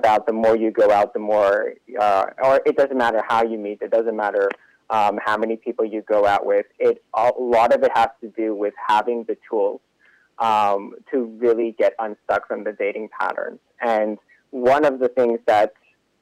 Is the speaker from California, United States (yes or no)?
yes; Los Angeles, California, United States; moved away; also born or lived in Israel / New York; geographically, I'm from LA.